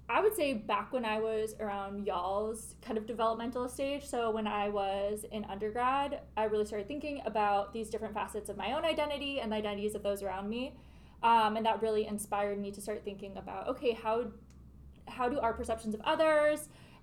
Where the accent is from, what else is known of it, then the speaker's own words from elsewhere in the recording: Minnesota, United States; moved away as an adult; now in Wisconsin, United States; I'm from the Midwest, just outside of the Twin Cities in Minnesota